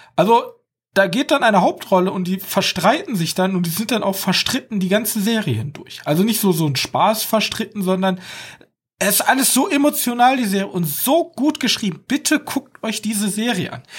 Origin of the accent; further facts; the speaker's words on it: Germany; als Deutscher